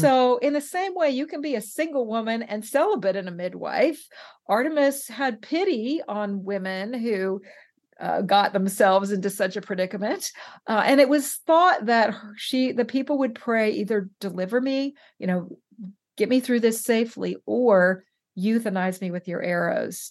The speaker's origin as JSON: {"language": "English", "region": "West Coast", "country": "United States", "said": "I'm from the West Coast."}